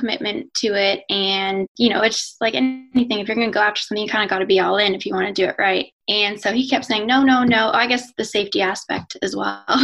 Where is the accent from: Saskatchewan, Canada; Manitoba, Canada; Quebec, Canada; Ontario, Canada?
Manitoba, Canada; Winnipeg; now in North Carolina, United States; I'm Canadian. I grew up in Winnipeg. I'm actually here now.